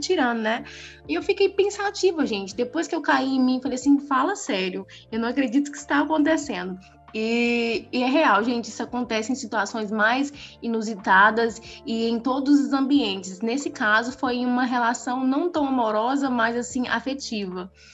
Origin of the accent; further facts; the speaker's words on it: Brazil; eu mesmo sendo brasileira e, e, e, e tendo minhas vivências aqui